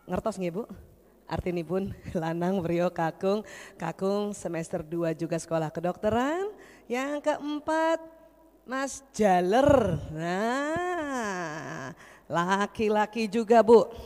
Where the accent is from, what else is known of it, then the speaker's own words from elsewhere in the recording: Jakarta, Indonesia; also born or lived in Makassar / Yogyakarta; saya dari lahir di Jakarta sampai SMA di Jakarta, terus saya sekolah kedokterannya di Makassar. Setelah selesai di Makassar lanjut ke Jogja